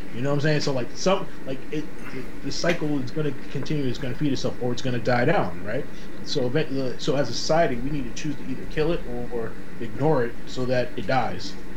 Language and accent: English; Boston, Massachusetts, United States; I'm born and raised in Boston